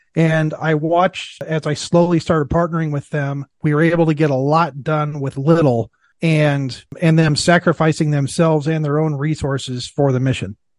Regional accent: Iowa, United States; I was born and raised in Iowa

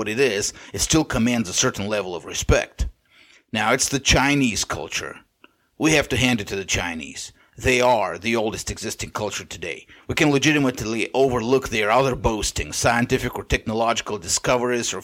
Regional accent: Bulgaria; first language Bulgarian; English is a second language; my native language, Bulgarian

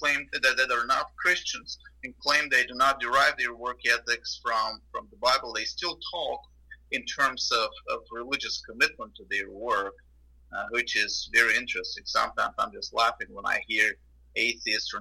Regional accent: Bulgaria; moved away as an adult; now in Houston, United States; I was born in Bulgaria, which is in Southeast Europe, and I was born under communism and lived my first 19 years of my life under communism.

